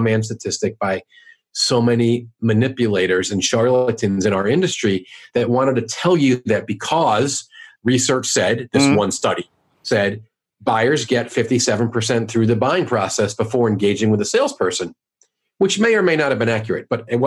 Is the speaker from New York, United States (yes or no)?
yes; New York, United States; now in St. Louis, United States; I'm from New York, I live in St. Louis